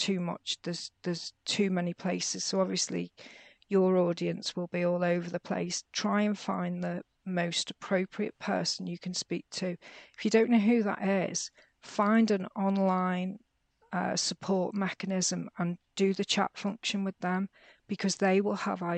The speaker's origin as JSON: {"language": "English", "area": "Merseyside", "region": "North West England", "country": "United Kingdom", "tie": "born or raised there", "said": "I grew up in Merseyside in the UK, which at the time was really quite chaotic"}